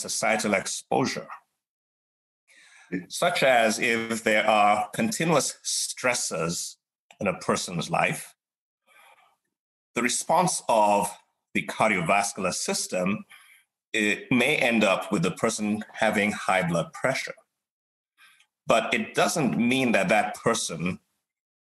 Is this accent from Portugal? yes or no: no; Nigeria; moved away; Nigeria, my home country